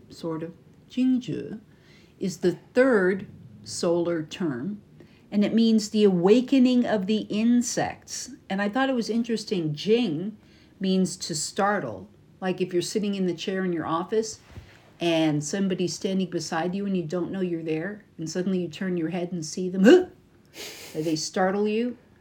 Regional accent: United States; from America

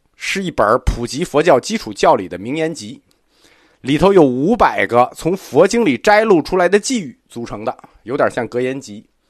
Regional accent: China; 我们中国人

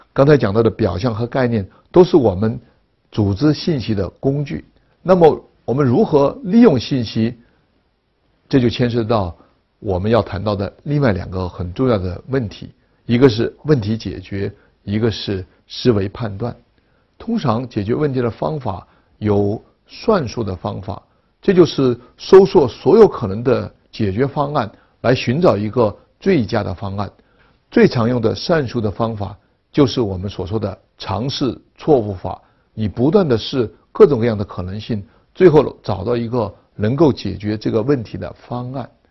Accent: China; 我们中国人对自己民族文化的认识

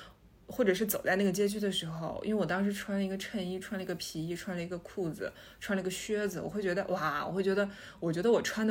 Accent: China; 作为中国人，

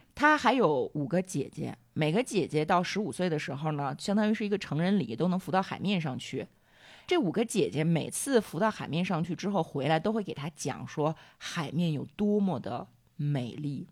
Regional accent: China; 我们中国人

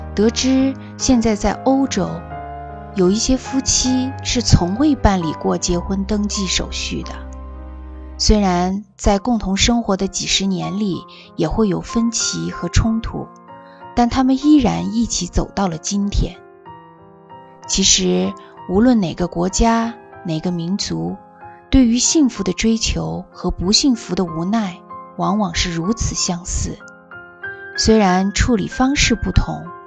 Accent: China; 我们来自中国

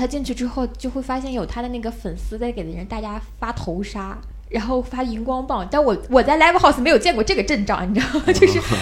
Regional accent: southern China, China; 我是南方人

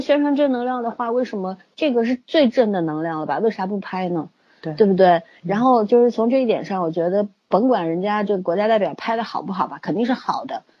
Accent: China; 我们中国人

